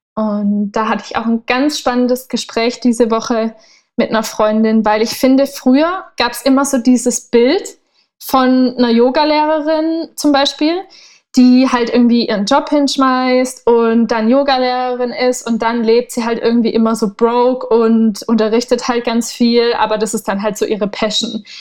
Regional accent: Southern Germany, Germany; also born or lived in Berlin; now in Portugal; ich komme ursprünglich aus Süddeutschland

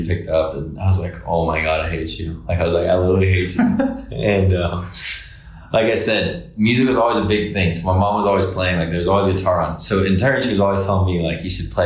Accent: Decatur, Alabama, United States; moved away as an adult; also born or lived in Fairhope, Alabama; now in Nashville, United States; I was born and raised there

